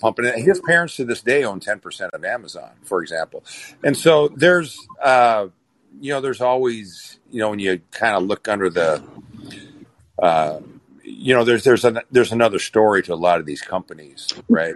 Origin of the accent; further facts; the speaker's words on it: Minnesota, United States; moved away; my hometown, I came from a hometown, a population of 6,500 people, right? In a small town in Minnesota